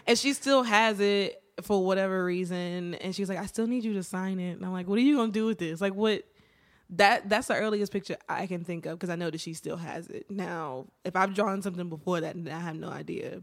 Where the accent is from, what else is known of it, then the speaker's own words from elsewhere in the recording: Martinsville, Virginia, United States; I am from Virginia, small town, Martinsville.